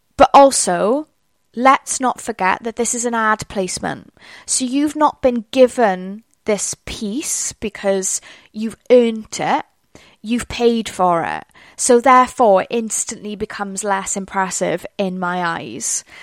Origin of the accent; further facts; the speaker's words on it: Wales, United Kingdom; accent: Welsh; my accent already, it's Welsh.